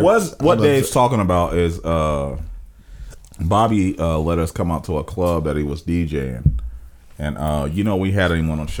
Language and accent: English; Springfield, Ohio, United States; moved away as an adult; now in Cleveland, United States; I grew up in Springfield. I'm from Springfield. I'm Springfield to the heart.